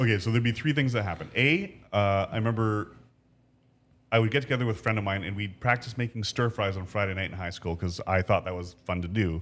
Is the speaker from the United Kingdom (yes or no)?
no; Ancaster, Ontario, Canada; I grew up in Ancaster.